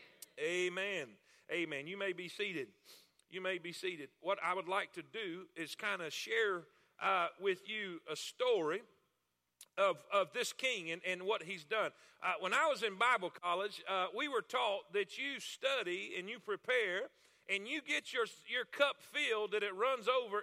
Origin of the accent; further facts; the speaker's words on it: South Florida, United States; I'm from Florida. I'm from South Florida. I'm Florida cracker